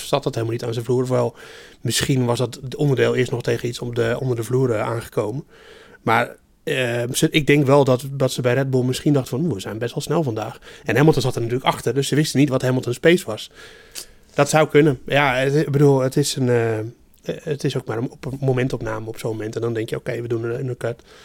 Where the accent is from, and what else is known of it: Netherlands